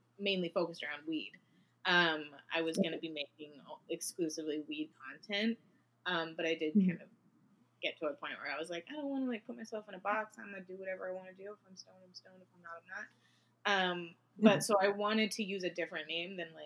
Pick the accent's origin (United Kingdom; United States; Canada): Canada; Vancouver, British Columbia; I was born and raised in, like, the Vancouver area, which I do still live in.